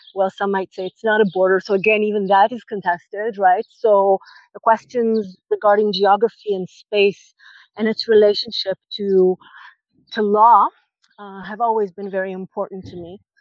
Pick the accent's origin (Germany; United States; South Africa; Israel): Israel; moved away as an adult; I visited uh, my my hometown after a few years of not being there